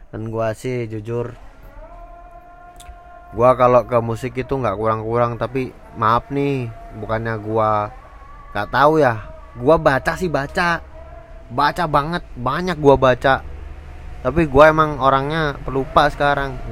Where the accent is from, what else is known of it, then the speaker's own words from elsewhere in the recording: Java, Indonesia; bukannya gua melupakan tradisi Jawa sebagai orang Jawa gua itu orang Jawa jujur aja